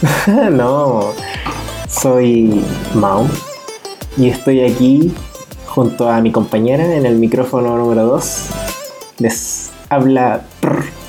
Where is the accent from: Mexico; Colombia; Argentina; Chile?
Chile; Nosotros somos oriundos de Chile